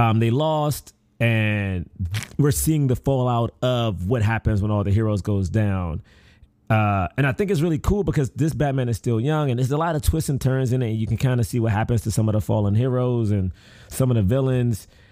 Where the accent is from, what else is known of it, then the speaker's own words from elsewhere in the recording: Washington, District of Columbia, United States; I grew up in Southeast D C, which is not the best area